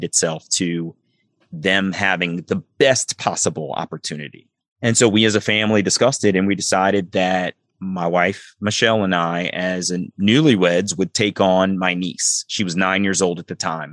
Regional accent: Columbia, Maryland, United States; also born or lived in Baltimore, Maryland; I grew up in Columbia, Maryland, and it's a very sort of mostly middle-class mixed community

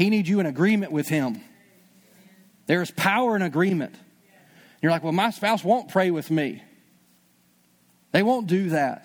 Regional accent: Louisiana, United States; I'm still from Louisiana

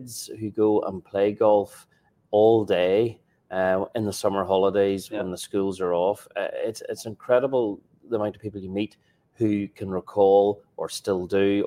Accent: Northern Ireland, United Kingdom; We're both obviously from Northern Ireland

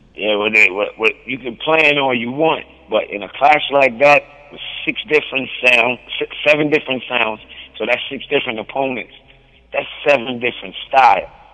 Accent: New Jersey, United States; me being from New Jersey

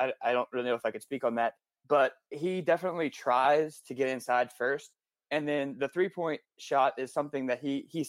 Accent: Prairieville, Louisiana, United States; moved away as an adult; also born or lived in Birmingham; now in Orlando, United States; I'm from Prairieville, right outside Baton Rouge

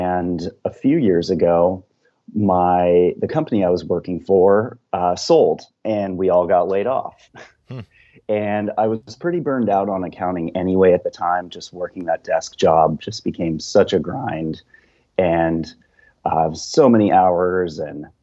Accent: Colorado, United States; now in Northern California, United States; So I grew up in Colorado. The town I'm from is a small town about halfway between Vail and Aspen

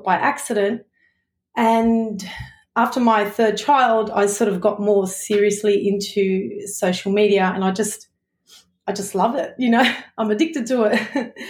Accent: Sydney, New South Wales, Australia; I'm from Sydney, Australia

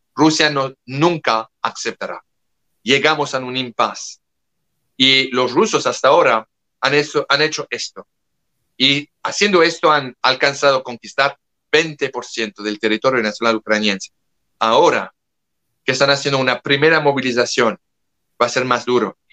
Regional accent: France; le hablo como europeo, como francés

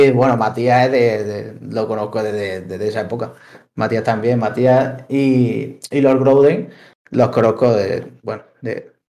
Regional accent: Linares, Andalusia, Spain; now in Girona, Spain; soy de Linares.

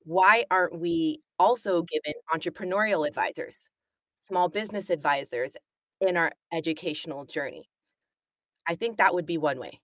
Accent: United States; moved away as an adult; now in United Kingdom; being American and coming from the States

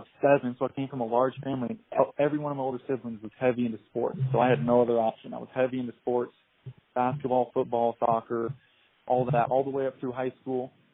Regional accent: Washington, United States; moved away as an adult; now in Boise, United States; I am actually from Washington State. I just moved to Boise about 6 months ago

